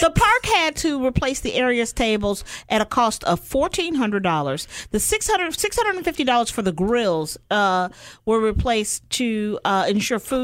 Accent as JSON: {"language": "English", "town": "Chicago", "region": "Illinois", "country": "United States", "said": "I'm from Chicago"}